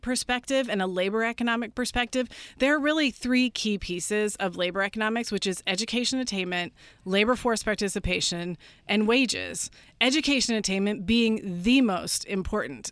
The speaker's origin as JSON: {"language": "English", "region": "Northern California", "country": "United States", "tie": "born or raised there", "said": "I grew up in Northern California."}